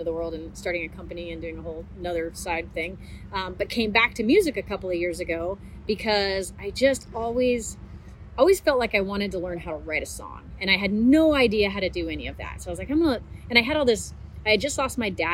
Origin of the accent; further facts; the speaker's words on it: Oregon, United States; also born or lived in Texas; now in Austin, United States; I was originally from Texas and moved away and grew up in Oregon and then moved back to Texas maybe 10 or 11 years ago and I'm living in Austin.